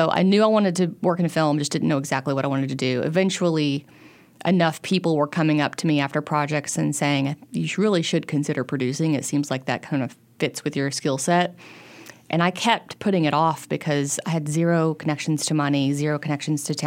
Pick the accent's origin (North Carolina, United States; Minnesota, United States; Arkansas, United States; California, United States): Arkansas, United States; Central; I grew up in Central Arkansas